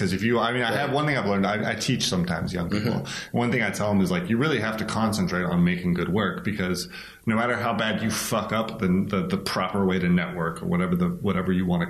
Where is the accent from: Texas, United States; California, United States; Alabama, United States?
California, United States; Bay Area; I grew up in the Bay Area